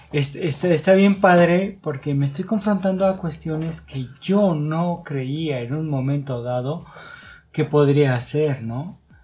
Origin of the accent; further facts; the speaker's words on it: Mexico; como comunidad mexicana, lo tenemos muy arraigado